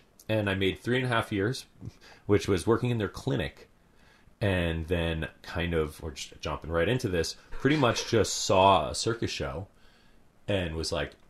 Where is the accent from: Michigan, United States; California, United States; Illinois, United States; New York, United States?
New York, United States; White Plains; moved away as an adult; also born or lived in Italy (ancestry); now in Portland, United States; I grew up in New York. Upstate? I grew up right around the New York City. Okay. White Plains.